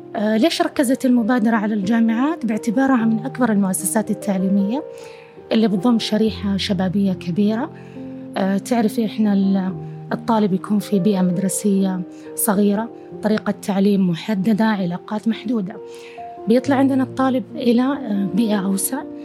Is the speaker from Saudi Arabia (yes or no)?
yes; Saudi Arabia; إحنا كشعب سعودي كمواطنين